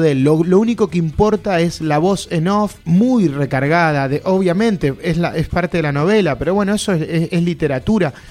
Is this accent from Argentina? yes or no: yes; Sarandí, Buenos Aires Province, Argentina; en, el viaducto, en Sarandí, que es de donde soy yo